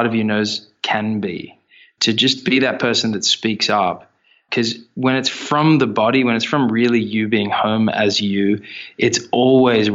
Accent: Australia; we're Australian

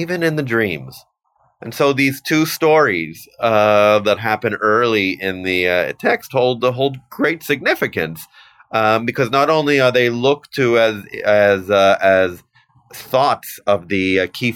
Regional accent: Canada; also born or lived in Vancouver / Toronto / Ottawa; I'm your Canadian representative

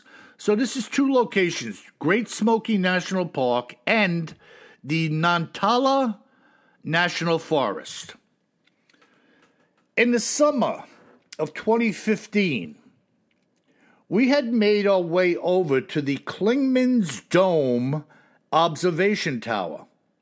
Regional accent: Russia; Now, you know, Bill, that I am from Russia. To me, it sounded like one of the Siberian dialects of which I do not speak, nor do I understand.

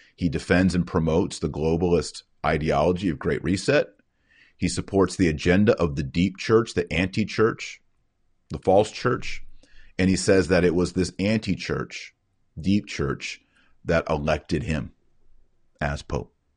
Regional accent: United States; as American citizens

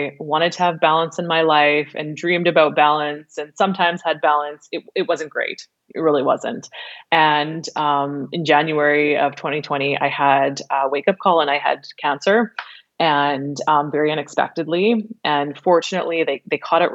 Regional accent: Regina, Saskatchewan, Canada; moved away as an adult; now in Vancouver Island, Canada; I was born and raised in Regina

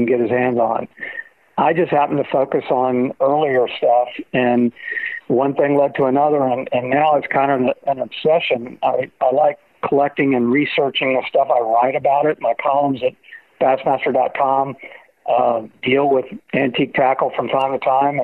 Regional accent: Florida, United States; I was born and raised in Florida

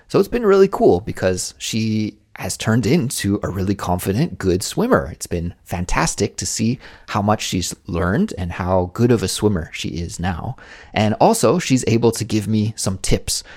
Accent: Canada; moved away as an adult; now in South Korea; I was lucky enough to grow up in an area of Canada where many, many people had backyard swimming pools

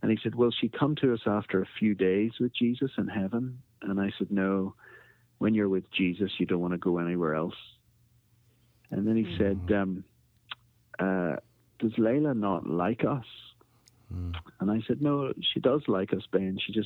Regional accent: Belfast, Northern Ireland, United Kingdom; also born or lived in Africa; I am from Belfast, Northern Ireland, originally

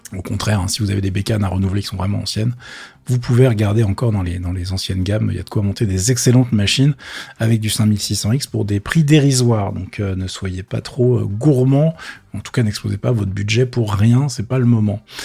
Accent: France; chez nous en France

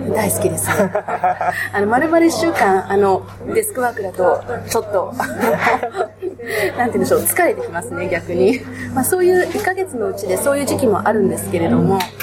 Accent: Tokyo, Japan; 私は、あの、東京生まれ、東京育ちで、東京の大きな教会の信

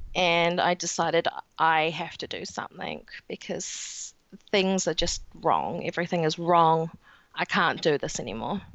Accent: New Zealand; accent: New Zealand; in New Zealand, as you can tell with my accent

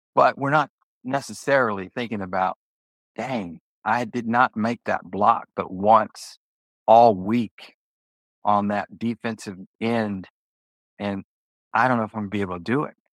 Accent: Houston, Texas, United States; also born or lived in Jackson, Mississippi; I was born in Jackson, Mississippi. I was born in 63, but in 1968 my parents moved to Houston

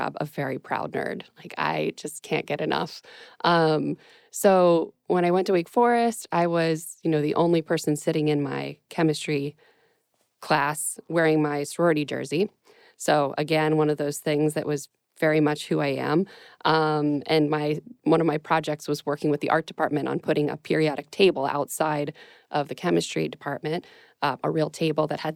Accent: Pittsburgh, Pennsylvania, United States; I am from Pittsburgh and I also went to North Allegheny High School

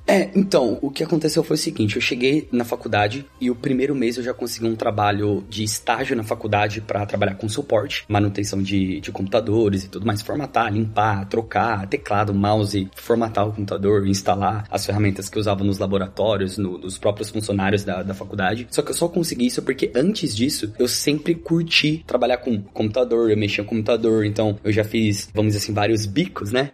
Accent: Suzano, São Paulo, Brazil; moved away as an adult; also born or lived in Italy; now in London, United Kingdom; basicamente eu sou de São Paulo, da Zona Leste, uma cidade chamada Suzano

